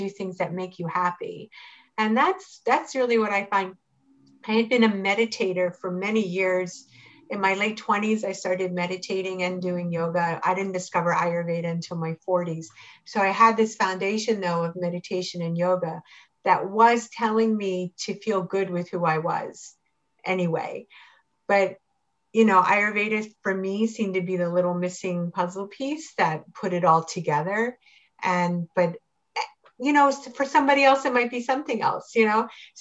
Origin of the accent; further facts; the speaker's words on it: Pikesville, Maryland, United States; moved away as an adult; also born or lived in Tel Aviv, Israel / Jerusalem, Israel / Reisterstown, Maryland; I grew up in Pikesville and then I went and I lived in Israel for a long time